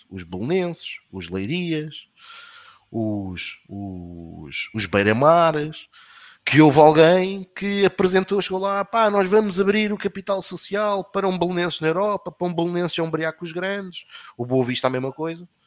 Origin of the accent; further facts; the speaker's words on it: Portugal; nós sentimos-nos confortáveis enquanto portugueses, enquanto europeus